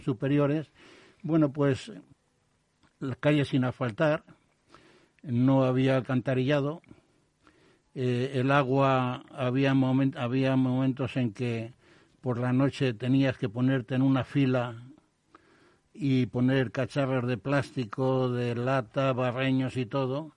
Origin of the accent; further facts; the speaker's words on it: Madrid, Community of Madrid, Spain; yo nací en Carabanchel